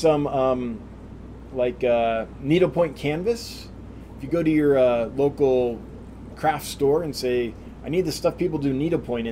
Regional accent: El Dorado County, California, United States; I grew up in El Dorado County

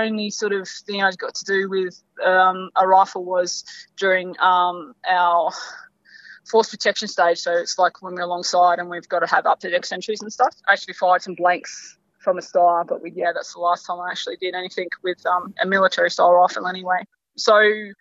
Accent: South Coast, New South Wales, Australia; moved away; also born or lived in Northern Territory; I grew up in South Coast, New South Wales, before I moved to the NT

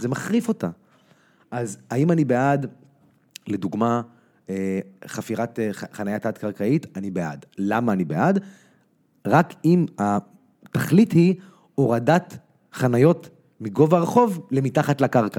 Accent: Tel Aviv, Tel Aviv District, Israel; also born or lived in United States; אני גדלתי פה במרכז צפון ישן

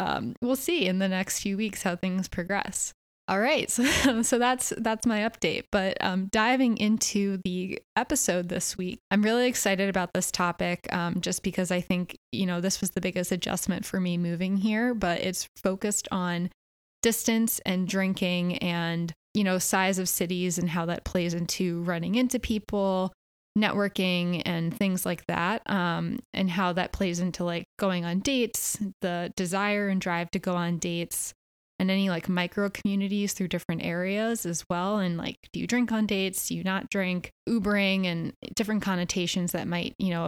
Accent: Philadelphia, Pennsylvania, United States; I'm from Philly.

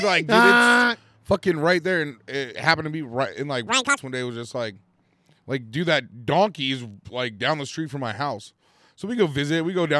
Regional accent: Penn Valley, California, United States; I grew up in Pin Valley, like rodeos and everyone kind of was like that kind of a person. They're all like ranch people around here.

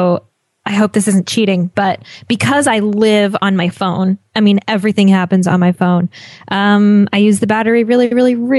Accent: Montana, United States; I'm from Montana

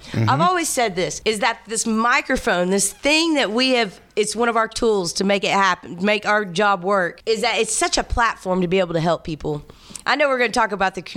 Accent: Owasso, Oklahoma, United States; moved away as an adult; also born or lived in Las Vegas; I'm born and raised in Owosso

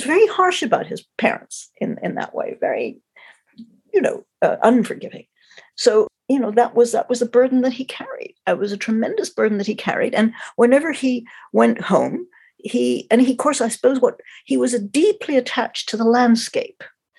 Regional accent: Montreal, Quebec, Canada; also born or lived in London; I was born in London, the end of the war. I'm the same age as he was. And then when I was about four and a half, my parents emigrated to Canada. So I grew up in Montreal

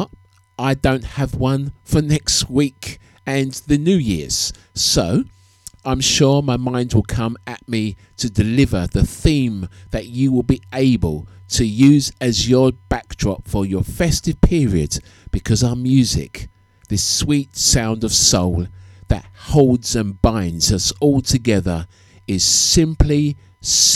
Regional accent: United Kingdom; growing up in the United Kingdom

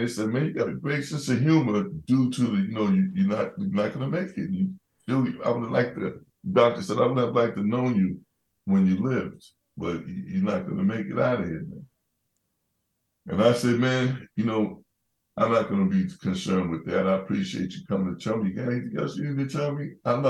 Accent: Boston, Massachusetts, United States; I grew up in Bromley Heath Housing Development and the projects, as they call it, the bricks, you know.

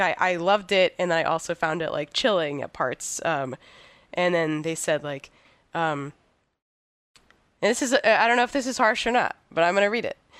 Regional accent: United States; as an American, like, radical

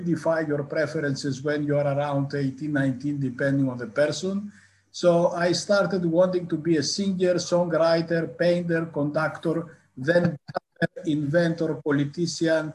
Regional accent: northern Greece, Greece; moved away as an adult; also born or lived in Athens, Greece / Newcastle, United Kingdom / Cambridge, United Kingdom / Leeds, United Kingdom; now in United Kingdom; I grew up in northern Greece.

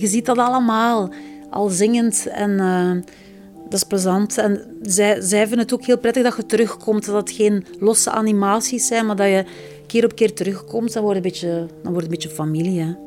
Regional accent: Flanders, Belgium; we zeker als Vlamingen

